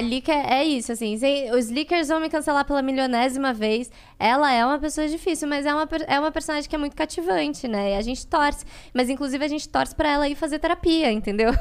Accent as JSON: {"language": "Portuguese", "country": "Brazil", "tie": "born or raised there", "said": "eu nasci no Brasil, eu sou brasileira"}